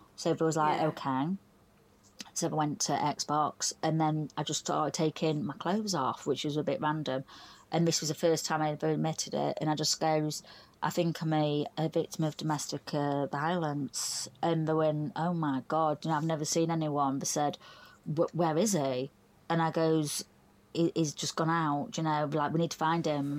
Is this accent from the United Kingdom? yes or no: yes; Doncaster, Yorkshire and the Humber, United Kingdom; I'm from Doncaster, South Yorkshire, so uh, about a good hour's drive